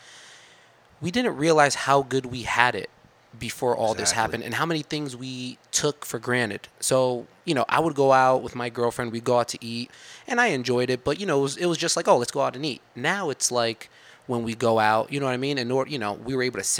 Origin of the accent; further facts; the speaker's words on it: New Jersey, United States; I'm from New Jersey